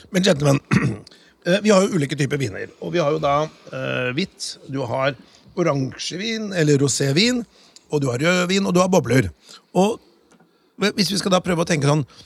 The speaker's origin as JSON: {"language": "Norwegian", "town": "Notodden", "region": "Telemark", "country": "Norway", "said": "jeg kommer fra Notodden"}